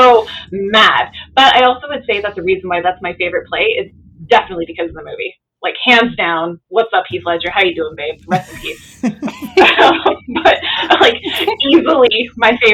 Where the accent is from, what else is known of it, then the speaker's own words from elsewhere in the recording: Ontario, Canada; I'm from Ontario